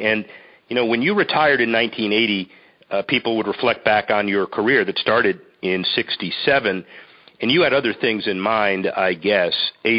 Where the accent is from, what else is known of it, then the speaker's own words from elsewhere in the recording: Florida, United States; Growing up in South Florida, South Florida is a melting pot